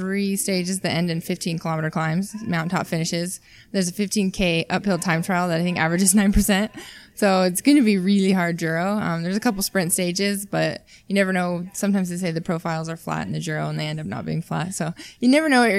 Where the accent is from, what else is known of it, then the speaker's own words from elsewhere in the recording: Utah, United States; moved away; I'm from Utah originally, so I think I have a little bit of an advantage just because I was born at altitude